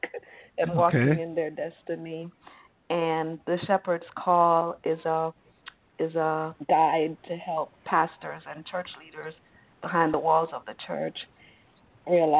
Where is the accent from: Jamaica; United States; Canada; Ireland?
Jamaica; I'm from Jamaica